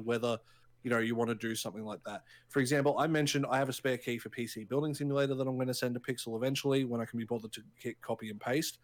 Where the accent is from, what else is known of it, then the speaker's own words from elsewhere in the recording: Australia; we're both Australian